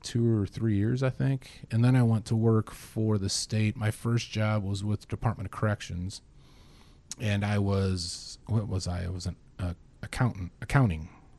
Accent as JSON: {"language": "English", "region": "Northwest Indiana", "country": "United States", "tie": "born or raised there", "moved": "yes", "said": "I grew up in Northwest Indiana, itty bitty town."}